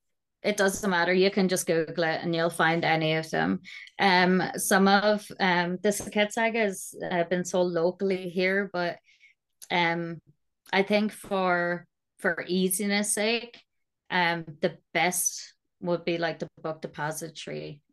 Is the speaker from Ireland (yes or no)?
yes; Ireland; So being Irish, you know, our second language is the curse.